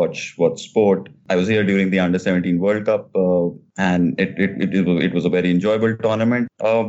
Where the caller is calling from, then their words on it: New Delhi, Delhi, India; I'm calling from New Delhi, which is the capital of India.